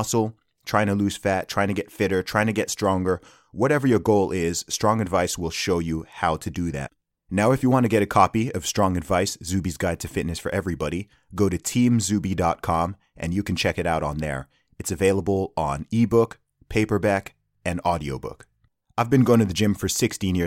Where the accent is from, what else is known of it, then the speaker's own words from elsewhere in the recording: Saudi Arabia; I grew up in Saudi Arabia